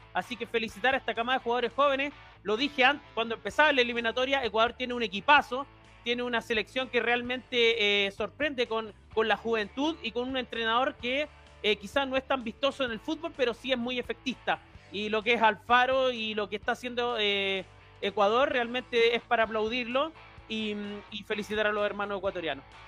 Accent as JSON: {"language": "Spanish", "country": "Chile", "said": "yo soy un chileno"}